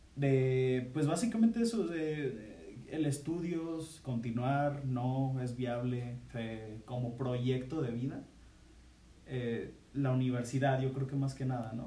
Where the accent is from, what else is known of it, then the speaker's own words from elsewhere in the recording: Guadalajara, Jalisco, Mexico; somos de, aquí de Guadalajara.